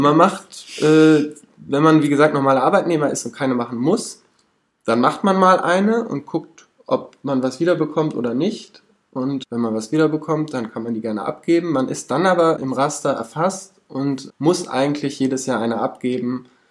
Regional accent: Cologne, North Rhine-Westphalia, Germany; Ich komme aus Köln

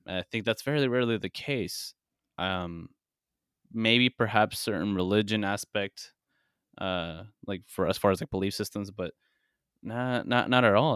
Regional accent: United States; I was born here, and I do live here

